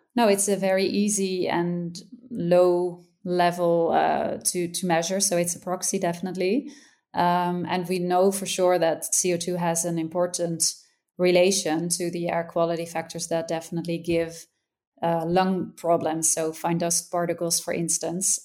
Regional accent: Netherlands; I'm from the Netherlands

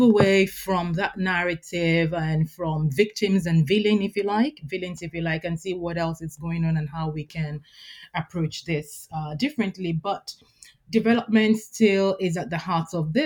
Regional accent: Nigeria; I'm Nigerian

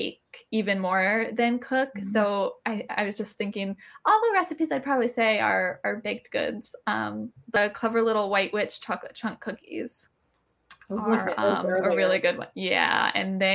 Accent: Maryland, United States; I'm from Maryland, so crab is a thing for me

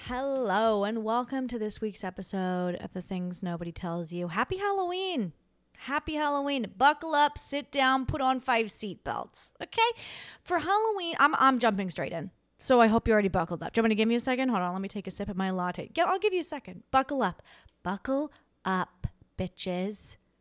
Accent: Australia; moved away as an adult; now in United States

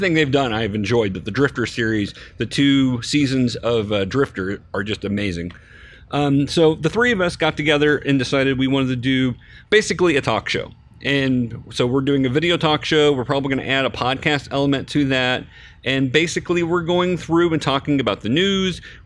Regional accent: Lockwood, Missouri, United States; I grew up between Golden City and Lockwood.

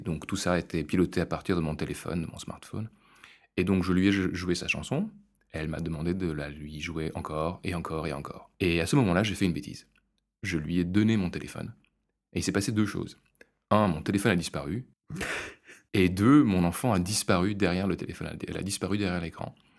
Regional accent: France; now in Brussels, Belgium; je suis français

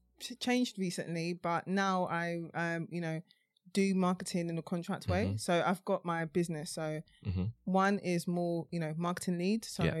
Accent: Mitcham, London, United Kingdom; also born or lived in Croydon; I moved from Croydon when I was two, and then eventually I moved back anyway. So more of my upbringing was in Mitcham.

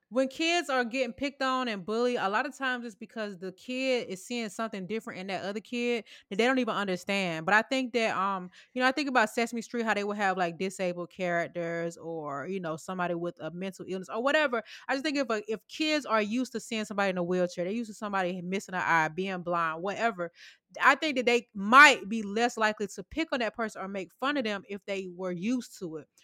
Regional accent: Sandy Springs, Georgia, United States; I know my hood, baby. Sandy Springs, stand up

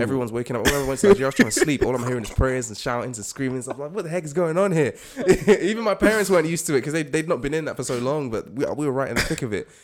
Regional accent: United States; also born or lived in Nigeria (ancestry); now in United Kingdom; I grew up in the States, so I got to experience loads of different types of churches

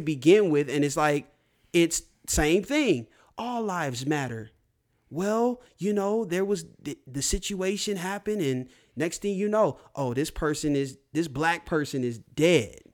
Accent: United States; being born and raised in America, being an African American

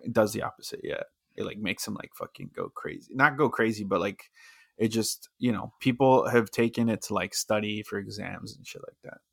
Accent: Texas, United States; I'm from Texas

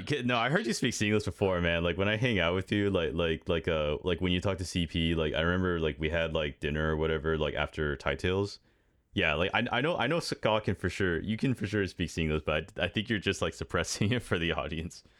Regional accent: United States; I'm an American

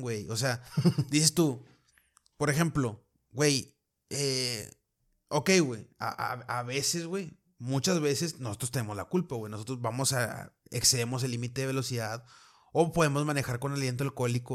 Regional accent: Mexico; acá sí somos, somos muy malignos, güey, los mexicanos

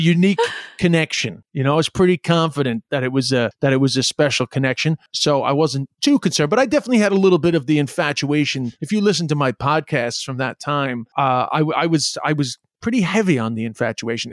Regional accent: New York City, New York, United States; moved away; also born or lived in China; I'm from Flushing, Queens

